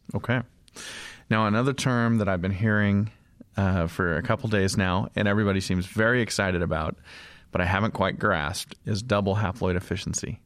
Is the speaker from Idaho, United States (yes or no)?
yes; Idaho, United States; I come from Idaho. I have a small farm